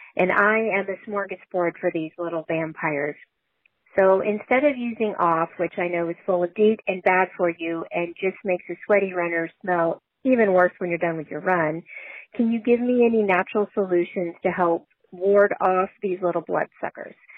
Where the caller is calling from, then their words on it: Katy, Texas, United States; I'm calling you from Katy, Texas, the suburb of Houston